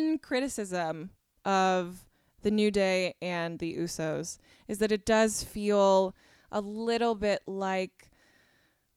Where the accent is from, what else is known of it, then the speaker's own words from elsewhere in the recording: Bay Area, California, United States; I'm from the Bay Area